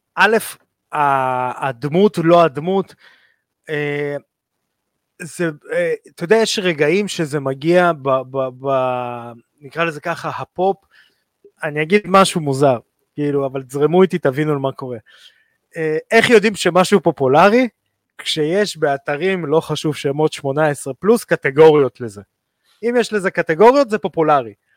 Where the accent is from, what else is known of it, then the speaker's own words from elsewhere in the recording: Israel; אנחנו כישראלים